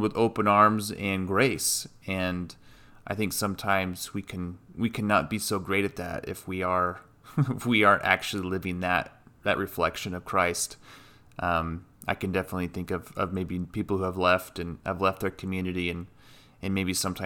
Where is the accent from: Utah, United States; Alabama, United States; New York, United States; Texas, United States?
Utah, United States; Moab; moved away; our childhood with Dad and communion when we grew up in Moab